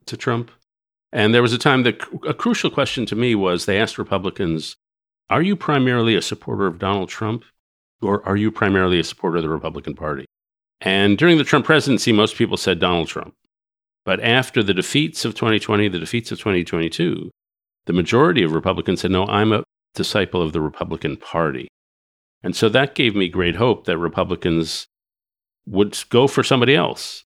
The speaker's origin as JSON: {"language": "English", "region": "New York", "country": "United States", "tie": "born or raised there", "said": "I grew up in New York and Greenwich Village in the sixties"}